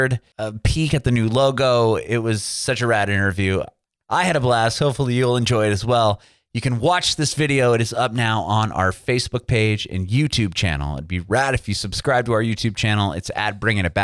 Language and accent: English; San Diego, California, United States; also born or lived in Bay Area; I'm from San Diego